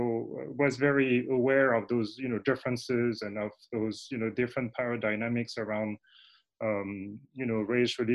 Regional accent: Paris, Île-de-France, France; accent: foreign accent; English is a second language; moved away as an adult; now in United States; I was born in France, in Paris, France, in the 1960s and mid 60s.

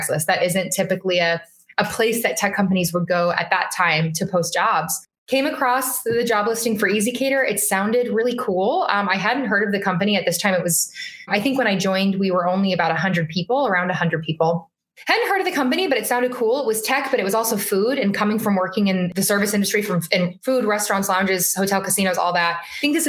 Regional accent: Las Vegas, Nevada, United States; moved away as an adult; now in Boston, United States; born and raised in Las Vegas

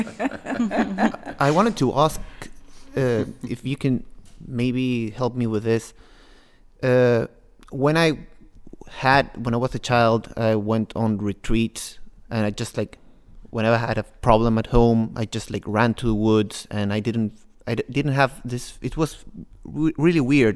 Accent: Peru; now in Norway; I am from Peru.

